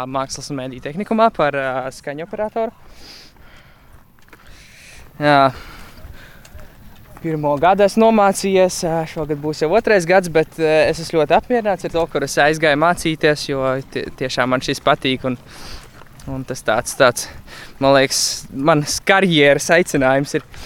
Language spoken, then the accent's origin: Latvian; Riga, Latvia; Nu, es nāku no Rīgas.